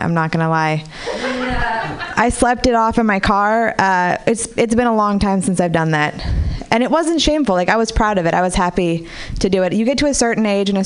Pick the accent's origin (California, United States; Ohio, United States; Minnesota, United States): California, United States; Marin City; I grew up in Marin City